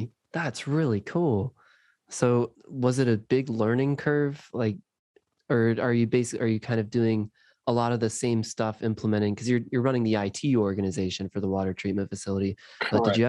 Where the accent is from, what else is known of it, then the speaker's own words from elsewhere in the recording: Bradenton, Florida, United States; my hometown in Bradenton, Florida